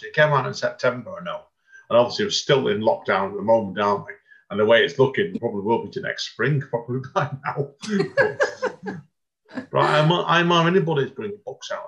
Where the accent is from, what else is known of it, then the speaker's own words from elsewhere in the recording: Stretford, North West England, United Kingdom; near where I was born in Stretford.